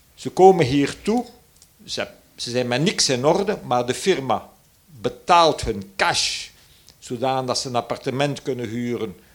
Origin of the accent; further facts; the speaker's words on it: Flanders, Belgium; Als Vlaming, en ik ben toevallig een tweetalige